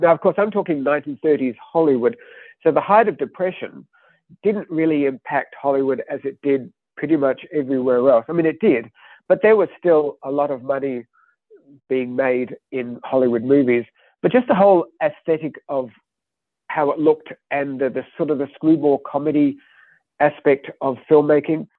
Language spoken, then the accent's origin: English; Australia; moved away; I grew up in Australia. Uh, my childhood was the 1970s.